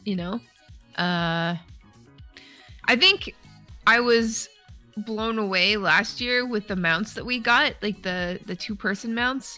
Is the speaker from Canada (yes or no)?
yes; Canada; because I'm Canadian